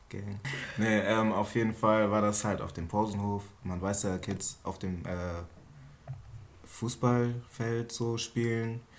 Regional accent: Lower Saxony, Germany; Ja, ich bin halt aus Mitten Niedersachsen wo Wald hinterm Wald ist und vor dem Wald ist und dazwischen halt so ein kleines Pissdorf.

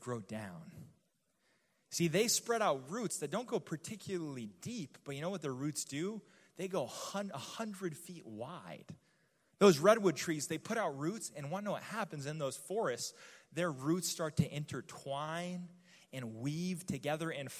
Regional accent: New Mexico, United States; I'm from the desert, okay? I'm from New Mexico

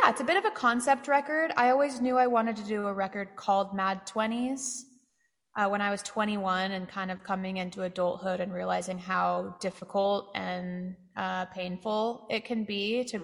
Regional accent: Santa Cruz, California, United States; moved away as an adult; now in Austin, United States; my hometown of Santa Cruz

